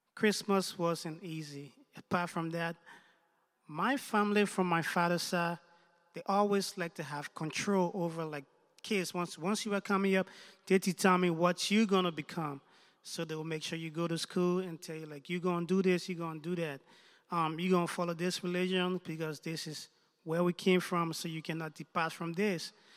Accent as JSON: {"language": "English", "country": "Liberia", "tie": "born or raised there", "also_born_or_lived": "United States", "moved": "yes", "lives_now": "Canada", "said": "I was born in Liberia. Um, I lived in the United States for a couple of years before moving to Canada about a year ago"}